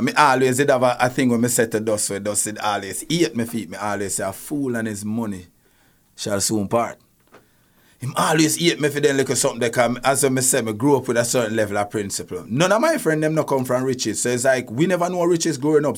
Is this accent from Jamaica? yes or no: yes; Spanish Town, Jamaica; I'm from De La Vega City, and we were so, we are such a tight-knit community